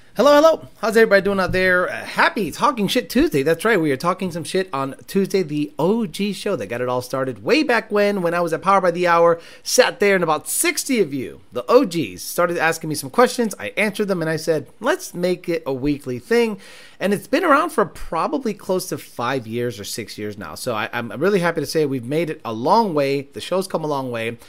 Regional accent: Hampden County, Massachusetts, United States; I grew up in Hamden County, Massachusetts, in the West

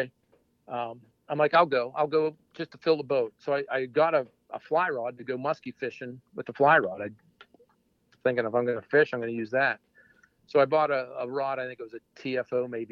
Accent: Western Pennsylvania, United States; moved away as an adult; also born or lived in Clarion, Pennsylvania; now in central Pennsylvania, United States; I grew up in Western PA

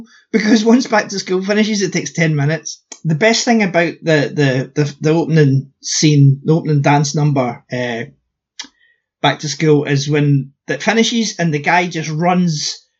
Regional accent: United Kingdom

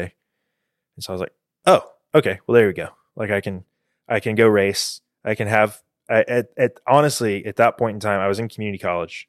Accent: Houston, Texas, United States; I was born in the Heights in Houston

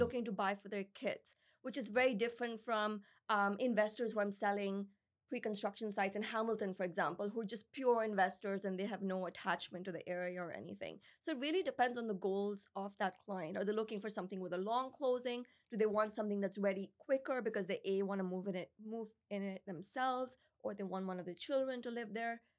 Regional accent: Pakistan; also born or lived in United States; now in Canada; When I grew up in Pakistan, there's like stray dogs and cats everywhere

